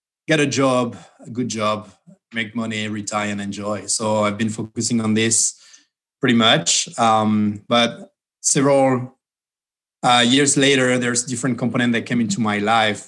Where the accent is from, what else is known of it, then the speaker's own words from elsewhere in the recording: Bordeaux, Nouvelle-Aquitaine, France; moved away as an adult; also born or lived in Detroit, Michigan / Bay Area, California; now in United States; from a place from Bordeaux